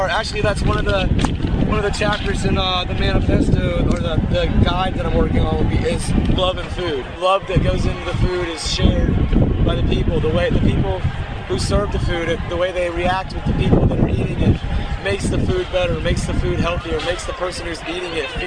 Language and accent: English; Tampa, Florida, United States; I'm from Tampa, Florida.